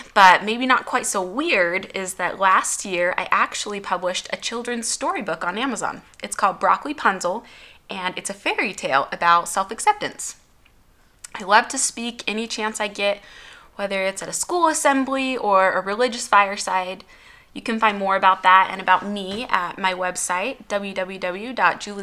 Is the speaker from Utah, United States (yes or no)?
yes; Utah, United States; I was born in Utah.